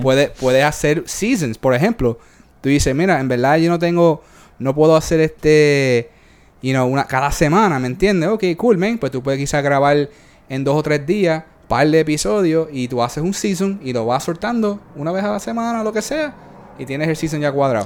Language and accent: Spanish; Puerto Rico; yo soy de Puerto Rico